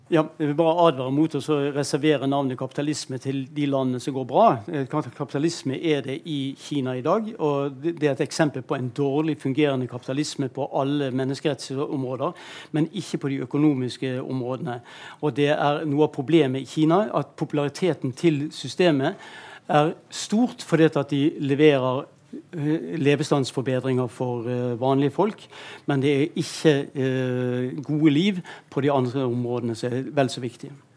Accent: Bergen, Vestland, Norway; jeg kom fra Bergen

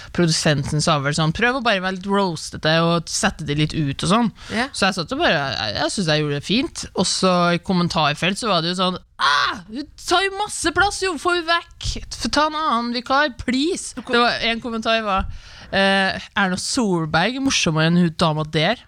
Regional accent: Levanger, Trøndelag, Norway; now in Oslo, Norway; jeg er fra Levanger

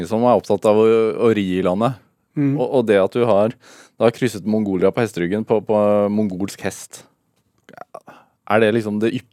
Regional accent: Trysil, Innlandet, Norway; Jeg er født i Trysil.

